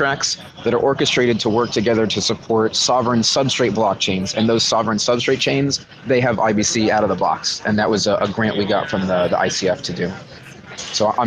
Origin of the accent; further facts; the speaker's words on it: Miami, Florida, United States; also born or lived in Austin, Texas; I'm from Miami. I was in Austin for 10 years, and I moved back here for crypto.